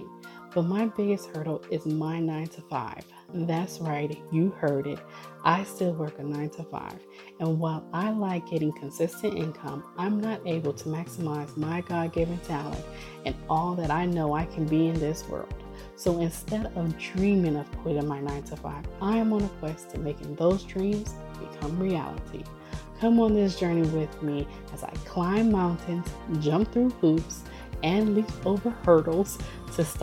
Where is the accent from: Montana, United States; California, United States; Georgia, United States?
California, United States; Oakland; also born or lived in Washington; I'm from the Bay Area, so I'm from Oakland